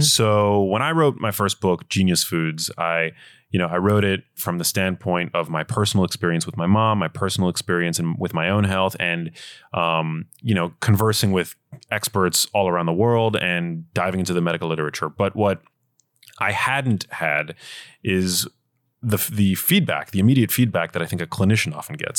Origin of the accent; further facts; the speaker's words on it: New York City, New York, United States; I grew up in New York City